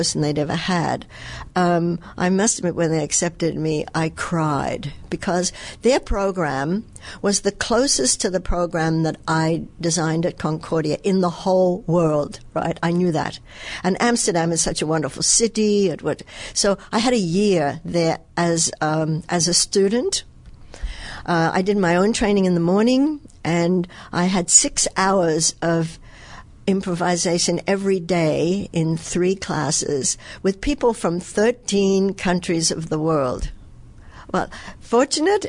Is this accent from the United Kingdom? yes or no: no; Australia; accent: Australian; moved away as an adult; also born or lived in New York; now in Montreal, Canada; originally I come from Australia